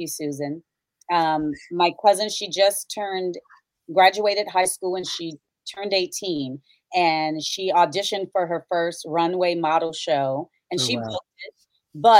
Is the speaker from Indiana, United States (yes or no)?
yes; Gary, Indiana, United States; I'm growing up in Gary, Indiana. I was raised in the projects.